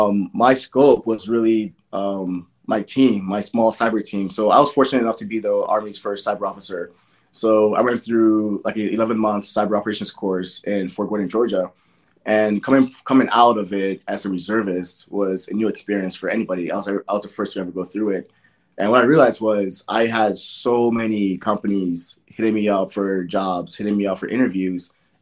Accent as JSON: {"language": "English", "country": "Nigeria", "tie": "born or raised there", "said": "as a kid growing up in Nigeria, I was told from birth, education is your best friend."}